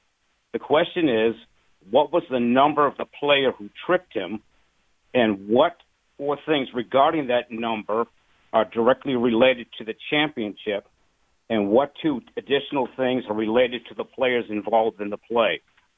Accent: Massachusetts, United States; Yes, I did.

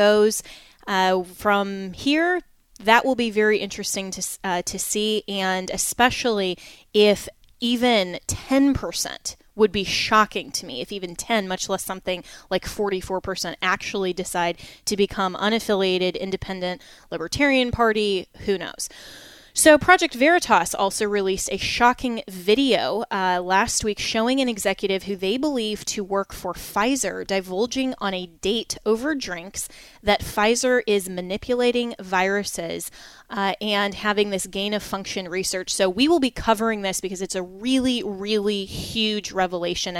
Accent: Colorado, United States; in my home state of Colorado, I am unaffiliated

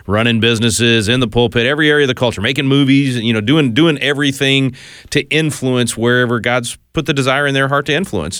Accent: Texas, United States; I'm from Texas

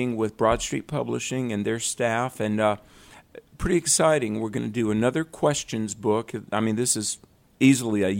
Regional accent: North Carolina, United States; we're in my home state of North Carolina.

